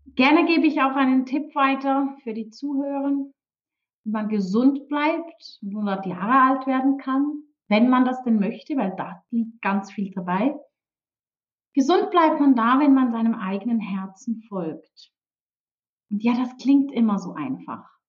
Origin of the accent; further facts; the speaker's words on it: Switzerland; Aufgewachsen wie Heidi komme ich auch tatsächlich aus der Schweiz.